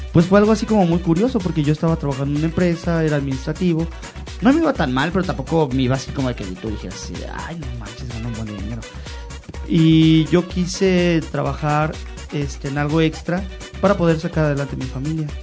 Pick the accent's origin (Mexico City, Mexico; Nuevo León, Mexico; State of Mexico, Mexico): Mexico City, Mexico; now in León, Mexico; yo vengo de la Ciudad de México